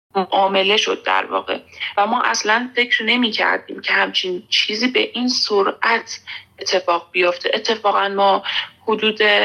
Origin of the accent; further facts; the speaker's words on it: Iran; moved away as an adult; also born or lived in Afghanistan; now in Kabul, Afghanistan; من در ایران بزرگ شدم یعنی من افغانستان به دنیا اومدم